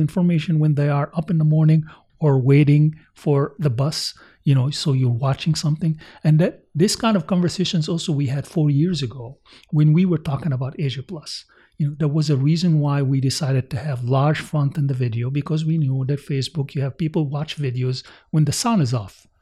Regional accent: United States; as American

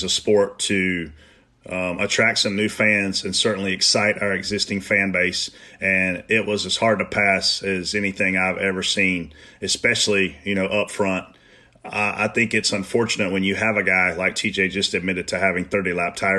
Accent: the South, United States; I'm from the South

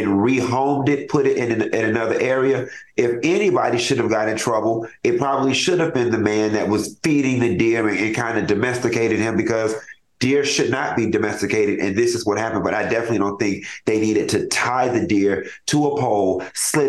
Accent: Florida, United States; I'm born and raised in Florida

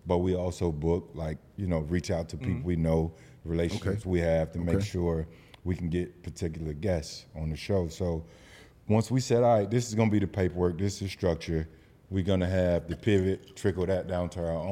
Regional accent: Belle Glade, Florida, United States; It's 15, 16,000 people at my hometown. Right on Lake Okeechobee

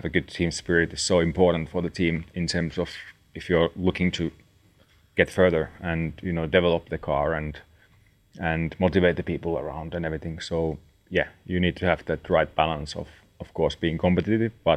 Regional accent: Nastola, Päijät-Häme, Finland; it's a town called Nastola, which is where I was born and I'm from

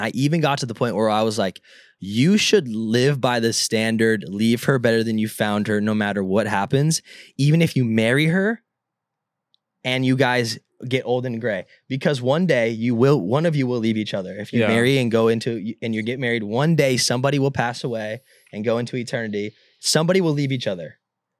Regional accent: California, United States; Like, I grew up in Southern California, and I don't go in the ocean.

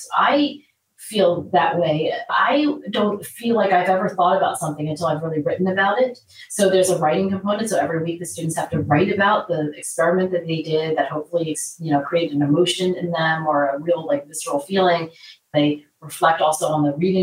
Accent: Philadelphia, Pennsylvania, United States; my hometown of Philadelphia

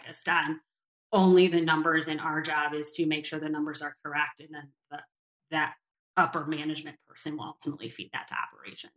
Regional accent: Northern Michigan, United States; moved away; I am from Northern Michigan

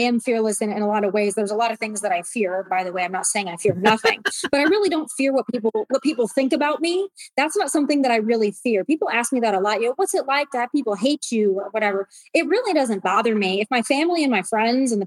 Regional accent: South Dakota, United States; I'm from South Dakota. And growing up, nobody really cared about us

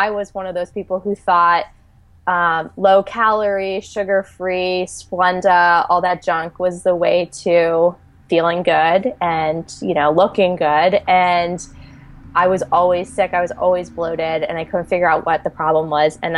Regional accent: Pennsylvania, United States; now in Philadelphia, United States; No, I grew up in the Wilkes-Barre Scranton area in Pennsylvania, and went to Temple University. So I've been here since 2002.

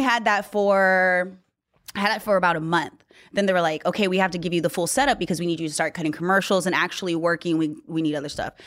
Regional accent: Newman, California, United States; moved away; I grew up in Newman

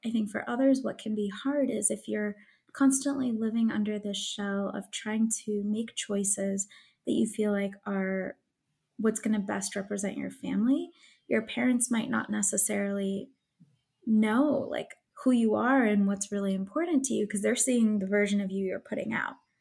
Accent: Illinois, United States; moved away as an adult; also born or lived in Pennsylvania; I was originally from Illinois

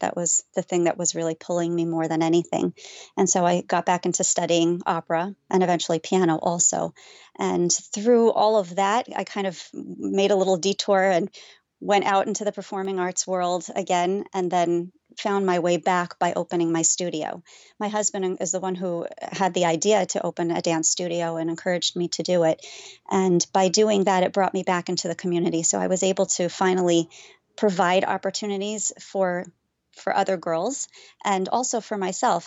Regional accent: Las Vegas, Nevada, United States; moved away; growing up in Las Vegas, there was really no Orthodox Judaism until Chabad came

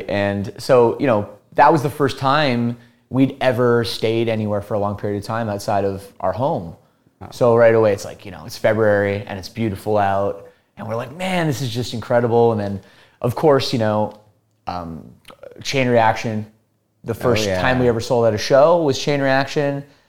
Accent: Burlington, Ontario, Canada; also born or lived in Toronto; So we're from the Toronto area.

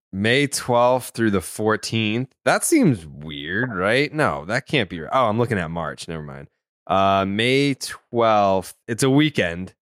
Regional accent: Saugus, Massachusetts, United States; I'm from Saugus, and I can see Boston from my parents' house

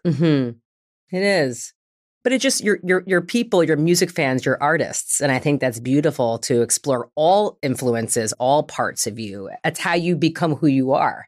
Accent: New York, United States; now in Los Angeles, United States; I'm from New York, but at the time I was already living in Los Angeles

